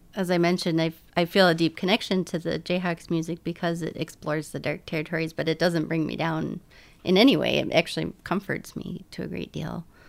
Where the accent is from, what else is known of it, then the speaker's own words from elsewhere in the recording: northern Minnesota, United States; I grew up in northern Minnesota, and it was very Lutheran